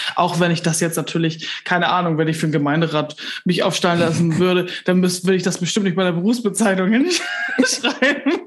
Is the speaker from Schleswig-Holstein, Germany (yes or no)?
yes; Kellinghusen, Schleswig-Holstein, Germany; now in Bargum, Germany; bin im Landhandel aufgewachsen in Kellinghusen. Das ist im Kreis Steinburg